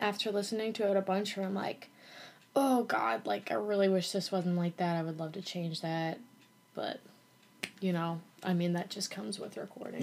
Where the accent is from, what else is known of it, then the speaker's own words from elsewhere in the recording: Norwalk, Iowa, United States; also born or lived in Nashville; now in Iowa City, United States; I grew up in Norwalk Iowa which is like kind of a suburb of Des Moines